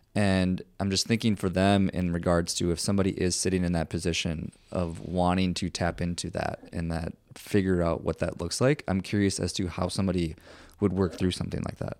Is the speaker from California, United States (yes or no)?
no; Minnesota, United States; now in Austin, United States; I'm originally from Minnesota.